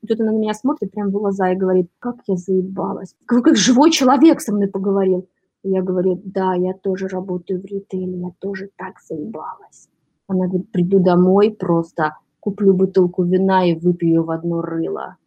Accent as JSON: {"language": "Russian", "country": "Belarus", "moved": "as an adult", "lives_now": "New York, United States", "said": "я из Беларуси"}